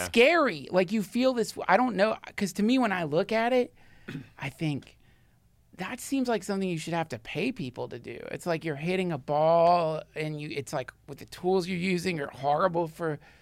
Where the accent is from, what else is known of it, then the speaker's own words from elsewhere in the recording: the South, United States; I grew up in the South